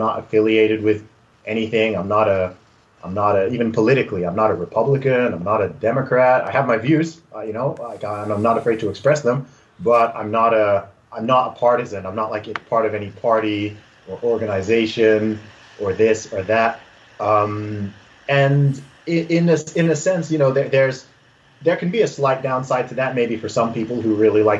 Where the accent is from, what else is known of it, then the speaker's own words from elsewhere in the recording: Saudi Arabia; And then I'm from Nigeria, but I've never lived in Nigeria. I don't speak my parents' native tongue. And then I grew up in Saudi Arabia. I lived in Saudi Arabia for 19 years, but I don't speak Arabic.